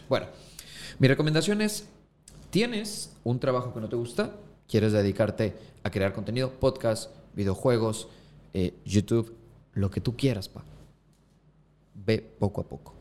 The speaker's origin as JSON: {"language": "Spanish", "town": "Acapulco", "region": "Guerrero", "country": "Mexico", "also_born_or_lived": "Mexico City", "said": "soy costeño"}